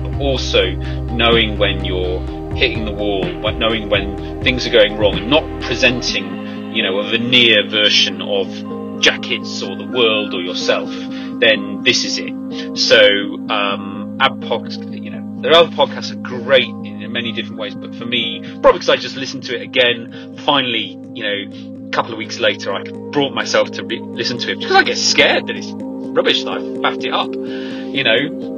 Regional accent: East Midlands, United Kingdom

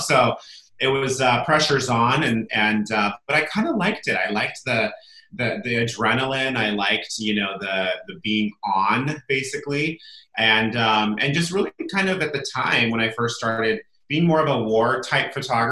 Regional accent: Solvang, California, United States; now in Santa Barbara, United States; I grew up in a small little town called Solvang, California, Central California

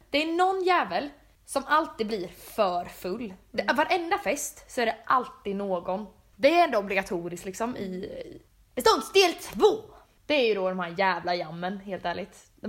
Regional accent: Jönköping, Jönköping County, Sweden; born or raised there

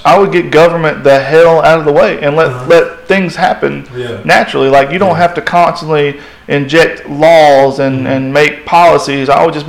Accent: Cullman, Alabama, United States; I grew up in Coleman when it was dry.

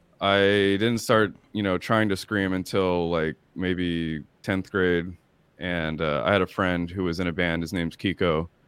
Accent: Long Beach, California, United States; also born or lived in Garden Grove / Watts; And ended up moving to Watts. I'm from Long Beach, but I was living in Garden Grove when I got into the screaming part, you know, going to Garden Grove High School.

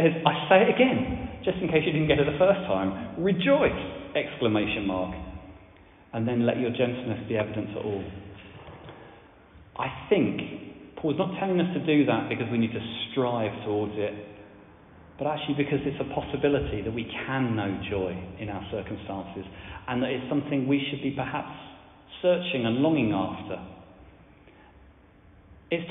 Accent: France; now in Widcombe, United Kingdom; I grew up in France.

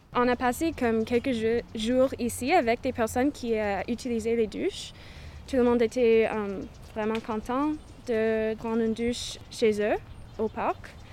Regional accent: British Columbia, Canada; now in Victoria, Canada; Je suis autochtone, je viens de Cowichan. Alors, je suis Cowichan.

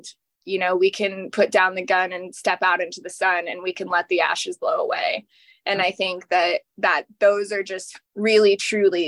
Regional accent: Austin, Texas, United States; I'm from Austin, Texas

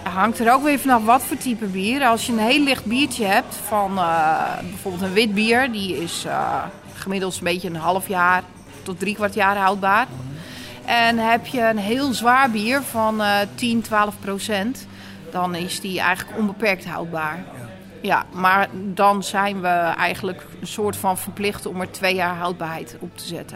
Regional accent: Texel, North Holland, Netherlands; accent: Noord-Hollands; moved away as an adult; now in Apeldoorn, Netherlands; Ik kom van Tessel

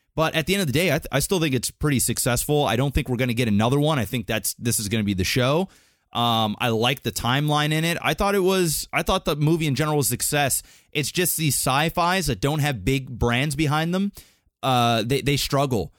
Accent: Canada; we're Canadian

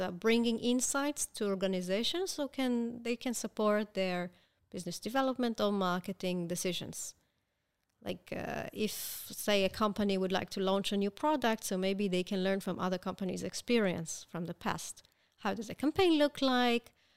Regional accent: Israel; I was born here

